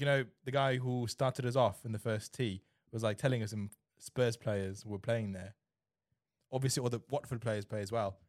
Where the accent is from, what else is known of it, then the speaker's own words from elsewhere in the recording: Germany; also born or lived in China; now in England; I grew up in Germany